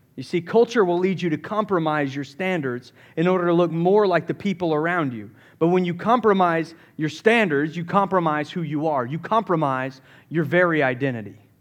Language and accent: English; Summerville, South Carolina, United States; I grew up in the Southeast, Somerville, South Carolina